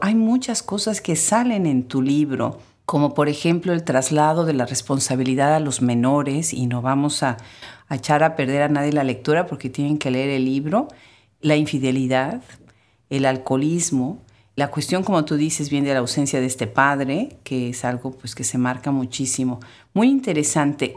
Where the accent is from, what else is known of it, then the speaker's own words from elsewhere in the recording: Puebla, Mexico; yo soy de Puebla